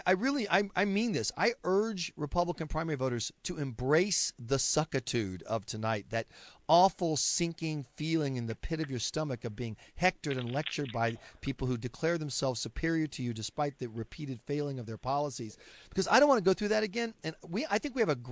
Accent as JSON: {"language": "English", "region": "South Carolina", "country": "United States", "tie": "born or raised there", "said": "my home state of South Carolina"}